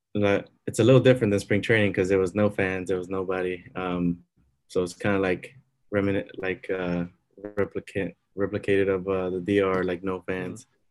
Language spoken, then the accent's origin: English; Miami, Florida, United States; I grew up in Miami. I'm born and bred.